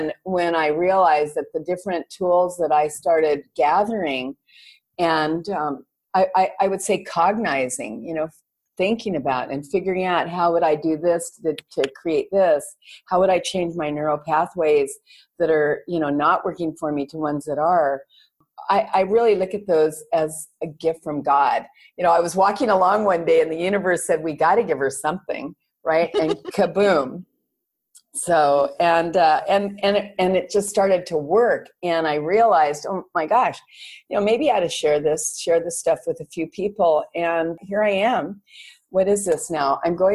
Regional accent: Los Angeles, California, United States; now in Koh Phangan, Thailand; I'm a Valley girl and brought up in the San Fernando Valley in California

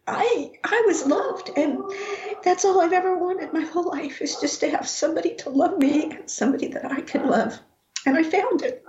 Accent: Rocky Ford, Colorado, United States; born or raised there

